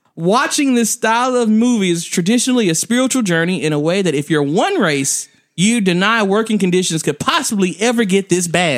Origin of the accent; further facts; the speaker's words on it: the South, United States; I'm from the South